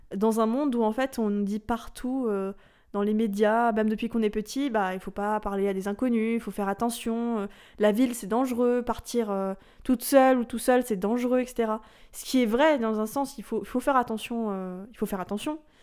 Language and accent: French; France; De France